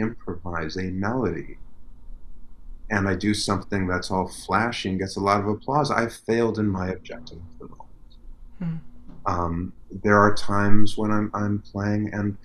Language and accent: English; Chicago, Illinois, United States; I grew up in Chicago